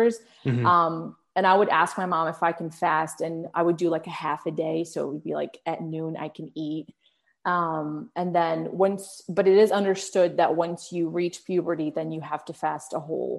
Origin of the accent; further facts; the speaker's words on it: Arlington, Virginia, United States; English is a second language; also born or lived in Morocco; I grew up in Arlington, Virginia